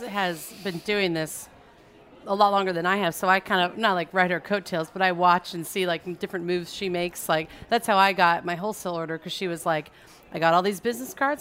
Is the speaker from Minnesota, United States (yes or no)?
no; suburbs of Orange County, California, United States; now in New Orleans, United States; I'm from California, from suburbs of Orange County